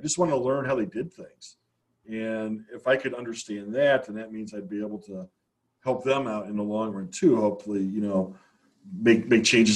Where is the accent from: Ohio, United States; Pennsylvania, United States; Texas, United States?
Ohio, United States; Northeast; also born or lived in Virginia; I grew up in Northeast Ohio, and I went off to college down in Virginia in the mid-80s